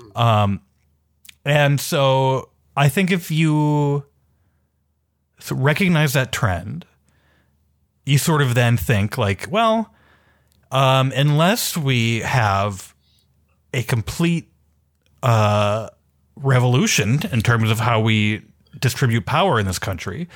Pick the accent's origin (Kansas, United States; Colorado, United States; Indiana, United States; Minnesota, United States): Minnesota, United States; Minneapolis; I'm from Minneapolis. I grew up in Minneapolis in the city.